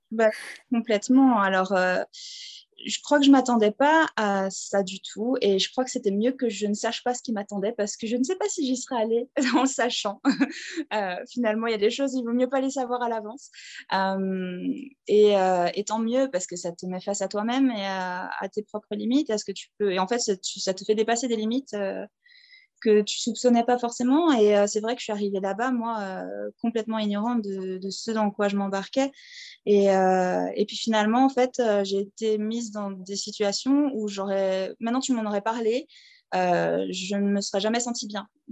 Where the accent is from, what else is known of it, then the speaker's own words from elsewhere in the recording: southern Alsace, near Mulhouse, Grand Est, France; moved away as an adult; also born or lived in Strasbourg / Scotland / Switzerland; now in Tanzania; je suis française, alsacienne, euh, de souche, hein, du sud de l'Alsace, euh, à côté de Mulhouse